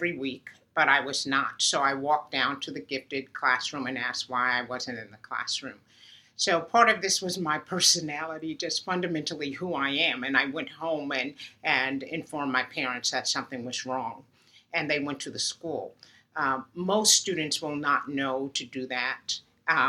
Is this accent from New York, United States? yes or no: yes; Uniondale, New York, United States; moved away; the students and children on my street in Uniondale were bused to a school across town to desegregate it